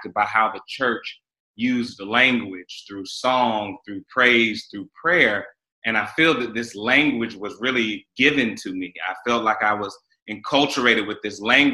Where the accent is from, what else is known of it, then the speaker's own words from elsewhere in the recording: Raleigh, North Carolina, United States; I grew up in Raleigh, North Carolina. I'm a Southerner